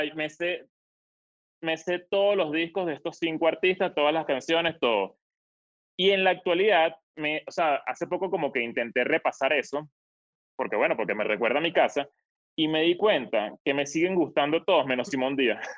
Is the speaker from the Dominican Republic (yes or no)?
no; Venezuela; moved away; desde que salí de Venezuela